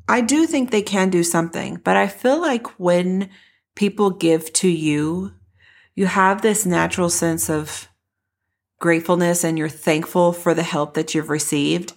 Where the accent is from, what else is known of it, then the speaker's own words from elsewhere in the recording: Denton, Texas, United States; This is my hometown. I grew up in Denton